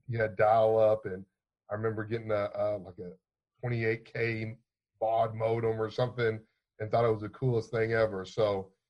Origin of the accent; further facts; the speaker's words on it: Louisville, Kentucky, United States; Born and raised in Louisville, Kentucky. This is where I called home for my entire life, it seems